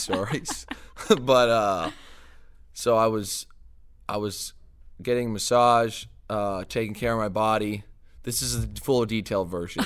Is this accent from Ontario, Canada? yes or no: yes; LaSalle, Ontario, Canada; moved away as an adult; also born or lived in Seattle; now in Detroit, United States; that's my hometown